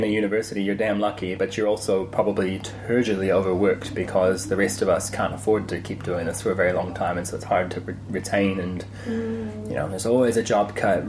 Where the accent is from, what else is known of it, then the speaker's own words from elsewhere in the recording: Seattle, Washington, United States; also born or lived in Auckland, New Zealand; now in New Zealand; My sister and I, meanwhile, were actually born in Tamaki Makaurau, Auckland, but we were raised in Seattle